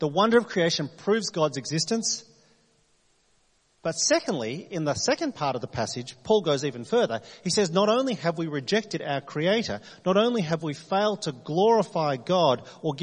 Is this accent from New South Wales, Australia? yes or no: yes; New South Wales, Australia; now in Adelaide, Australia; I'm from New South Wales